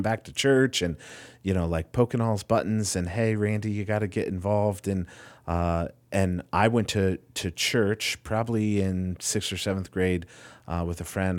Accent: Winona Lake, Indiana, United States; moved away as an adult; now in Ohio, United States; I grew up in Winona Lake, Indiana

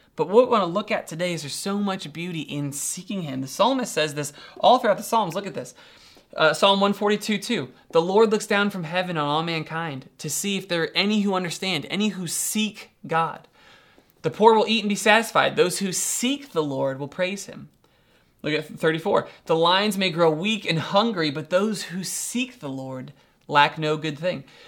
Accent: Doylestown, Ohio, United States; I'm from Doylestown, Ohio, pretty rural.

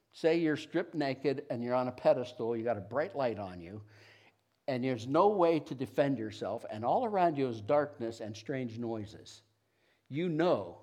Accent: Niles, Ohio, United States; I grew up around Niles, Youngstown area.

